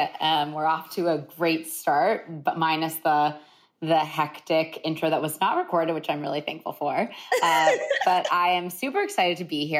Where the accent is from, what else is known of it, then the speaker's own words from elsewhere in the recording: Columbus, Ohio, United States; growing up in Columbus, Ohio